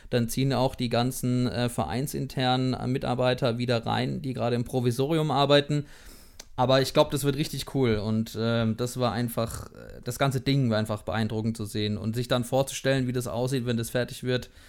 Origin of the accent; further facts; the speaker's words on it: Durlach, Baden-Württemberg, Germany; dass äh, Robin auch in Durlach wohnt, äh, auch in meiner Heimat.